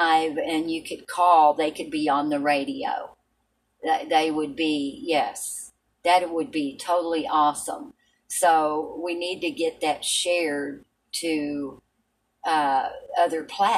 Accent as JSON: {"language": "English", "area": "Appalachian mountains", "region": "Tennessee", "country": "United States", "tie": "born or raised there", "said": "I was raised in the mountains in Tennessee. So were you, but I was raised a little bit more further into the mountains, the Appalachian"}